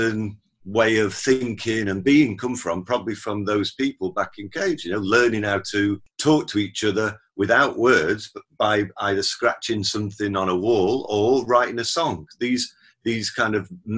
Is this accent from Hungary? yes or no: no; Sheffield, Yorkshire and the Humber, United Kingdom; my hometown of Sheffield